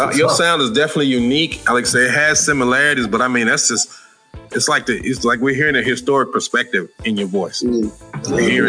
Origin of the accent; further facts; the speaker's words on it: Little Rock, Arkansas, United States; also born or lived in Memphis, Tennessee; I was born in Memphis, raised in Little Rock